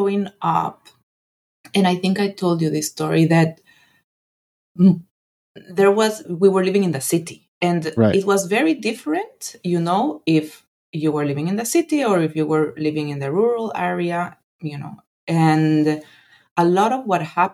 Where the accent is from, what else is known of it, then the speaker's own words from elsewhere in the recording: Guatemala; moved away as an adult; also born or lived in Netherlands / Thailand; now in Washington DC, United States; I loved growing up in Guatemala